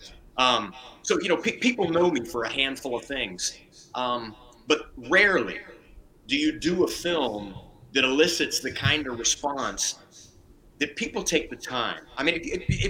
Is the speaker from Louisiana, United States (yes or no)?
yes; Lake Charles, Louisiana, United States; I was born in Lake Charles, Louisiana